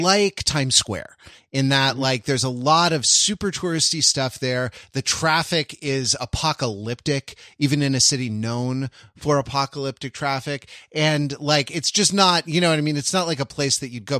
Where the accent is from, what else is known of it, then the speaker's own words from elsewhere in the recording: Los Angeles, California, United States; I grew up in Los Angeles